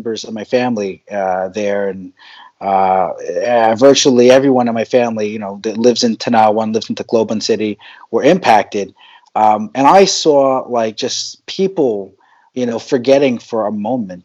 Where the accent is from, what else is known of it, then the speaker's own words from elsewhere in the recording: New Jersey, United States; moved away as an adult; also born or lived in New York; now in Philippines; growing up in New Jersey